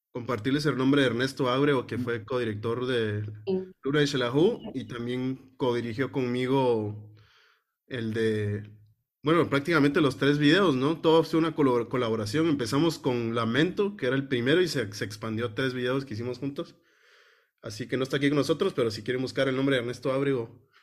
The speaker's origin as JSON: {"language": "Spanish", "country": "Guatemala", "tie": "born or raised there", "said": "nosotros que nacimos en Guate y crecimos en Guate y estamos rodeados de volcanes"}